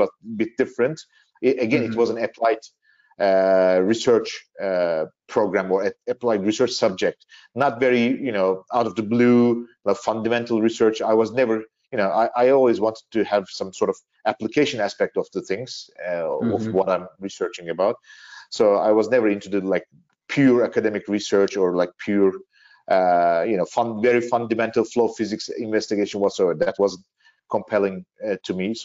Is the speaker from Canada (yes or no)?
no; Turkey; also born or lived in Manchester, United Kingdom / Belgium; in 2013, me and my wife, we shifted back to Turkey, and I started working for GE Aviation in Turkey